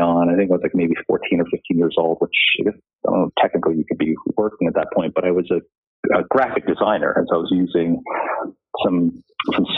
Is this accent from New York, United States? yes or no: yes; Dix Hills, New York, United States; also born or lived in Flushing, New York; most of my childhood was growing up on Long Island, first Flushing and then Dix Hills